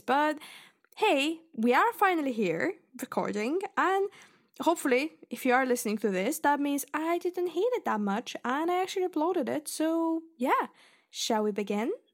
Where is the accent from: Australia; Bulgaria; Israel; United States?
Bulgaria; English is a second language; moved away as an adult; now in Scotland, United Kingdom; I was born in Bulgaria and I lived there until I was nineteen and I moved to uni, basically, here